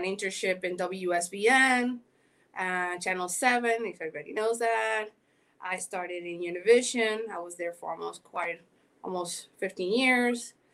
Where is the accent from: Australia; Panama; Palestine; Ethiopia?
Panama; accent: Caribbean; also born or lived in Miami, United States; now in Los Angeles, United States; I am originally from Panama. Yes, that's why I have this accent going on, Caribbean.